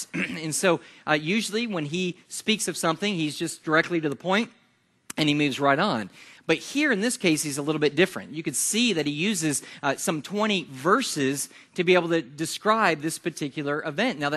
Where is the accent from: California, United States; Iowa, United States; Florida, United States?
Florida, United States; Yulee; And well, we're from Jacksonville. That's, that's where we're from. And, and the reason is because folks don't know where Yulee is, they know where this is.